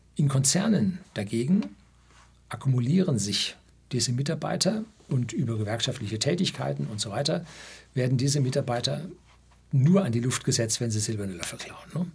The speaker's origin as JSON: {"language": "German", "country": "Germany"}